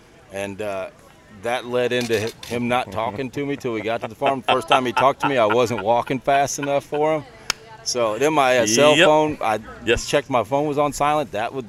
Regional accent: Perryville, United States; I'm from Perryville.

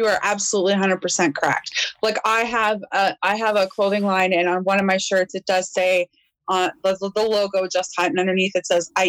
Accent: Northern Ontario, Canada; Born and raised in Northern Ontario, hunting and fishing, because that's how we ate.

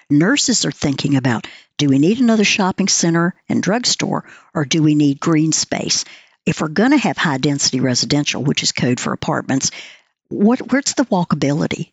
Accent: the South, Southern United States, United States; I'm a Southerner

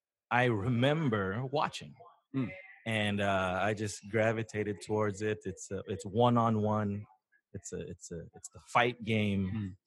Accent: Philippines; We're Filipino. We know people.

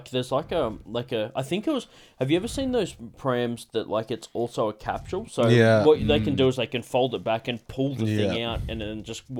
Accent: South Coast, New South Wales, Australia; I grew up in South Coast.

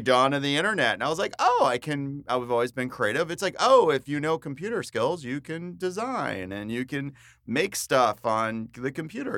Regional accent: New Jersey, United States; moved away as an adult; also born or lived in Baltimore, Maryland / Phoenix, Arizona; And I grew up in New Jersey, grew up on the East Coast

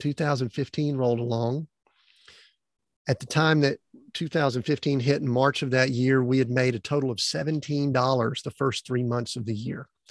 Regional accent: Atlanta, Georgia, United States; born and raised in the Atlanta, Georgia area

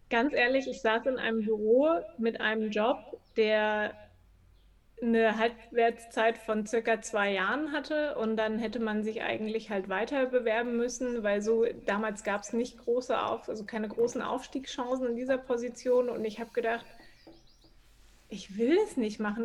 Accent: Berlin, Germany; also born or lived in Chemnitz; Also ich komme halt ursprünglich aus Berlin, also nicht geboren, aber lebe schon 100 Jahre hier gefühlt

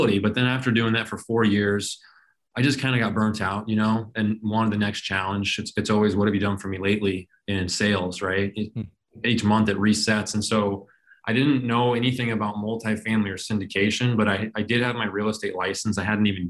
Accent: Phoenix, Arizona, United States; also born or lived in Colorado; I was born and raised in Phoenix

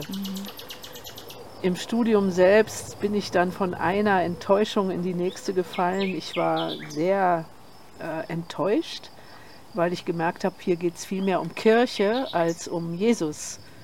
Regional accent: Germany; now in Portugal; wir sind ja Deutsche mhm. und ich bin in der Nachkriegszeit aufgewachsen

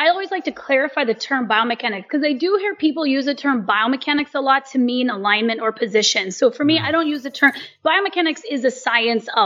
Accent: United States; I'm American

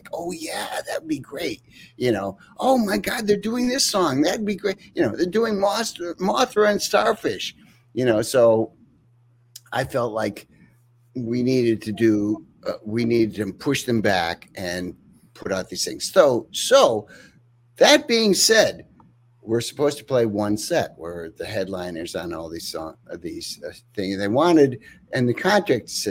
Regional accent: upstate New York, United States; I played a few shows in upstate New York, my local bar in my hometown.

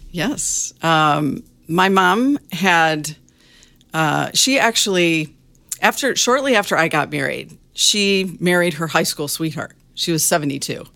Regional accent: Michigan, United States; moved away as an adult; also born or lived in Arizona; I grew up in Michigan.

